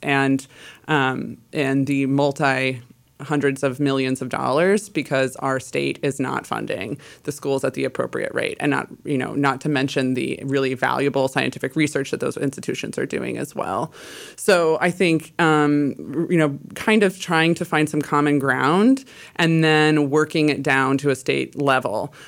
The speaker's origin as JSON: {"language": "English", "region": "Illinois", "country": "United States", "moved": "yes", "lives_now": "Pacific Northwest, United States", "said": "I am from Illinois originally"}